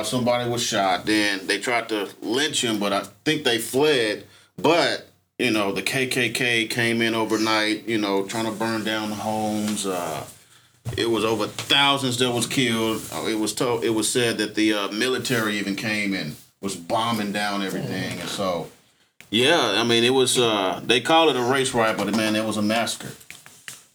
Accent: Tulsa, Oklahoma, United States; I was born on Black Wall Street

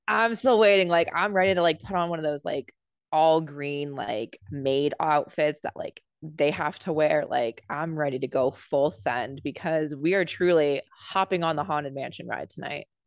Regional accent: California, United States; I grew up in California

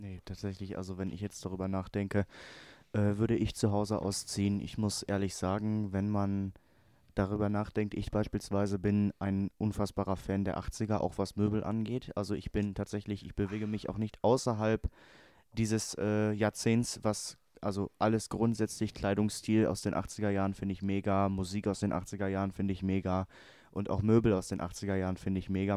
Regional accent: Hamm, North Rhine-Westphalia, Germany; ich aus Hamm kam

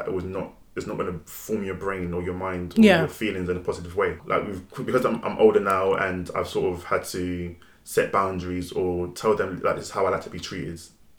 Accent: Nigeria; I'm quick with my tongue, very witty, especially the fact that I'm Nigerian as well. Our tongue is very sharp.

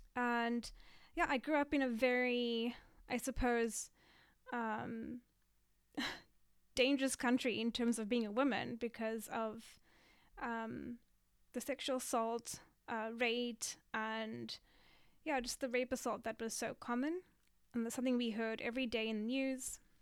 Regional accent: Cape Town, Western Cape, South Africa; moved away as an adult; now in Japan; I'm from South Africa, Cape Town, really beautiful city

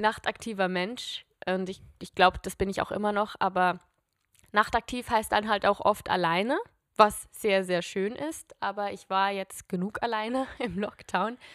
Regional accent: Switzerland; now in Zurich, Switzerland; ich bin Schweizerin und ich, ich komme aus einem Land mit vier Landessprachen und ich spreche einfach nur

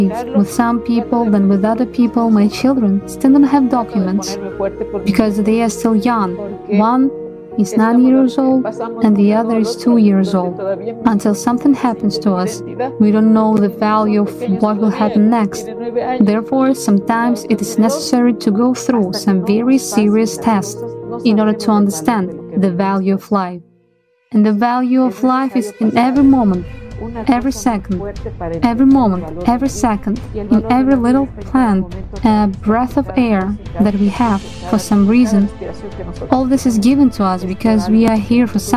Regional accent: Guano, Chimborazo, Ecuador; I'm from Ecuador. I live in a canton of the city of Riobamba that belongs to the province of Chimborazo, which is called Guano.

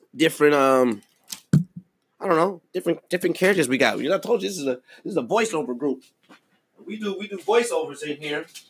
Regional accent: Milwaukee, Wisconsin, United States; my hometown of Milwaukee, Wisconsin.

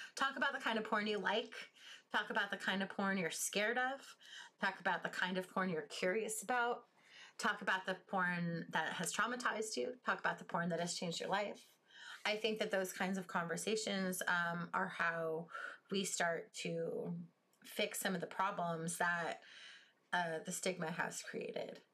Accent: United States; I'm from the United States.

